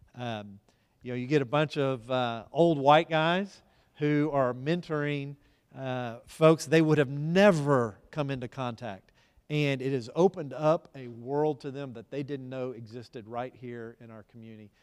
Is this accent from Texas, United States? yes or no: yes; Dallas, Texas, United States; now in Tyler, United States; I grew up in Dallas and family moved here to Tyler in nineteen eighty-two